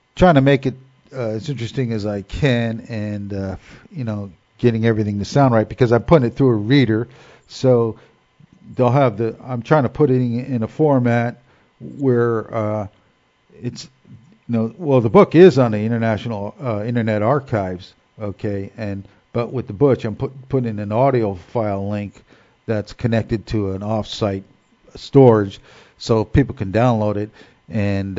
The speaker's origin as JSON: {"language": "English", "town": "Newark", "region": "New Jersey", "country": "United States", "tie": "born or raised there", "said": "Growing up in Newark, New Jersey"}